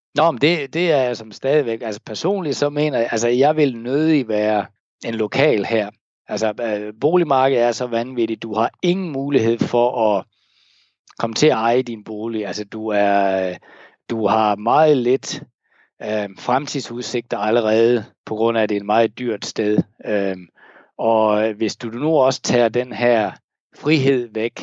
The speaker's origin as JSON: {"language": "Danish", "country": "Denmark", "moved": "yes", "lives_now": "Hong Kong", "said": "jeg kan tage mit danske pas"}